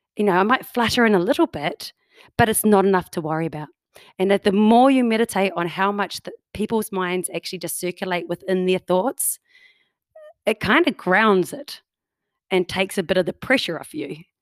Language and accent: English; New Zealand; now in Canada; as you can tell by my accent, I do not come from Canada. I'm a New Zealander, oh, New, from New Zealand.